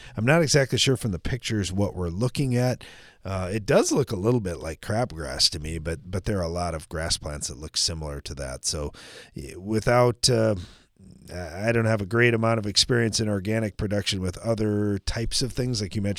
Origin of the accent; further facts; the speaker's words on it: Texas, United States; I'm from West Texas, and I didn't grow up on a farm